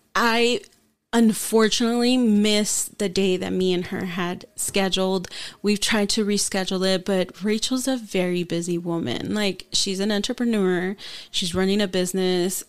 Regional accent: San Diego, California, United States; first language Spanish; English is a second language; when we moved from South San Diego to East County. I was in fourth grade

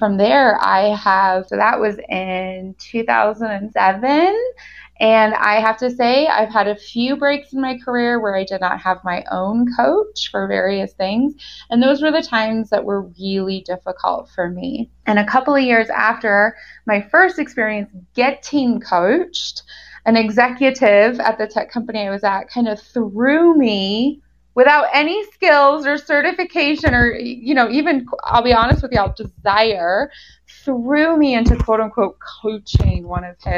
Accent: United States; moved away as an adult; also born or lived in Germany; now in Golden, Colorado, United States; I lived in Germany for 13 years, although I am an American. I'm back in the US in Golden, Colorado.

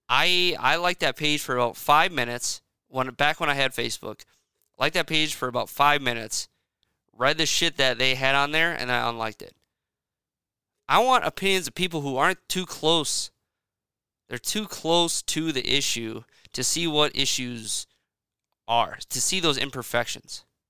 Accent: central Wisconsin, United States; I was born and raised in Wisconsin, um, central Wisconsin

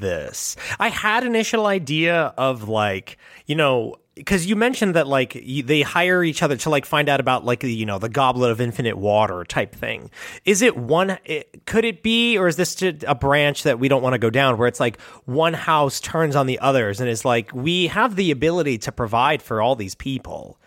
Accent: United States; as an American

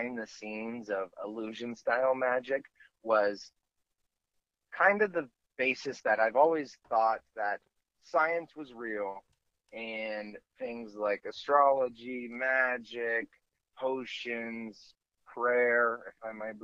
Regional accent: Stockton, California, United States; my hometown of Stockton, California

